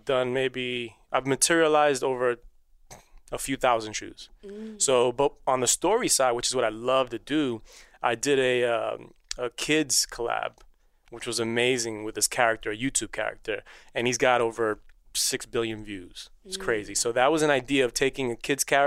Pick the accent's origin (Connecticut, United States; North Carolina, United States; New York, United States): New York, United States; New York City; first language Spanish; English is a second language; I grew up in Queens